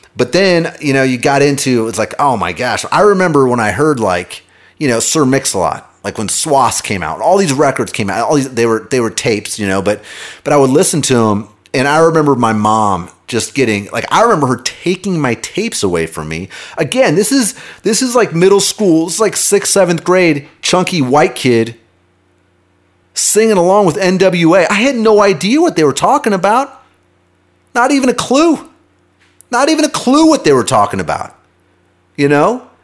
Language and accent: English; Kansas City, United States; I grew up in Kansas City.